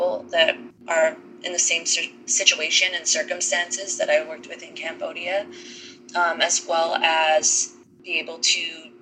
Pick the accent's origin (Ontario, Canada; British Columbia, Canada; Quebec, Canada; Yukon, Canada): Ontario, Canada; Thunder Bay; moved away as an adult; now in Nashville, United States; I am originally from Thunder Bay, Ontario, Canada